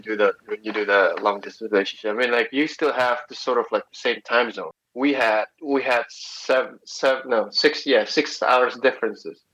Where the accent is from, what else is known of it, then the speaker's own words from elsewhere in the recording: Indonesia; I'm born and raised in Indonesia, but uh, family blood comes from China